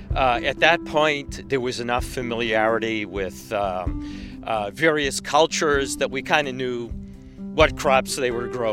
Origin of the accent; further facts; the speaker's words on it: Boston, Massachusetts, United States; I come from Boston. I'm a conservative guy by nature. That's the way I was brought up.